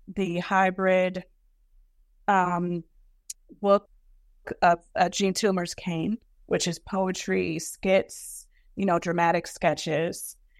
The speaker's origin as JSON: {"language": "English", "town": "Brooklyn", "region": "New York", "country": "United States", "tie": "born or raised there", "said": "growing up in Brooklyn"}